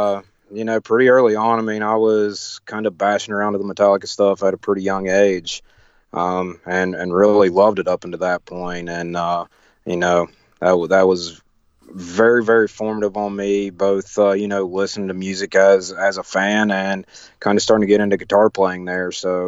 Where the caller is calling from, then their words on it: Nashville, Tennessee, United States; Nashville. Tennessee.